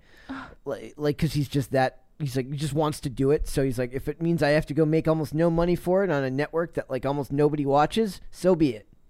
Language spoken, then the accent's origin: English; United States; our voice as generic American voice number one